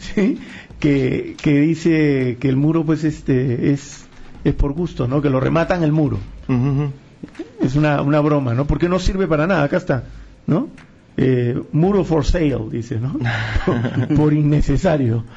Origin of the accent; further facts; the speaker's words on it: Peru; Yo soy peruano